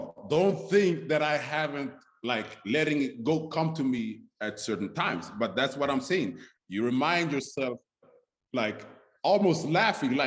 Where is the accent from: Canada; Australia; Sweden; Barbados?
Sweden; moved away as an adult; also born or lived in Stockholm, Sweden; now in Las Vegas, United States; growing up in Sweden, as a black man, right. As a black kid